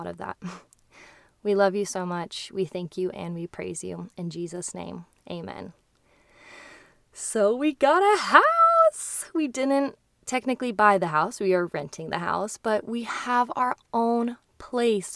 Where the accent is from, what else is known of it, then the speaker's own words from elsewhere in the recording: Kearney, Nebraska, United States; also born or lived in Hawaii; now in Lincoln, United States; to Kearney, my hometown